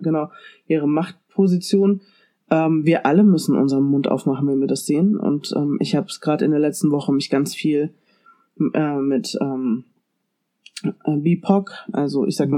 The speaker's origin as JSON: {"language": "German", "country": "Germany", "said": "bei uns in Deutschland"}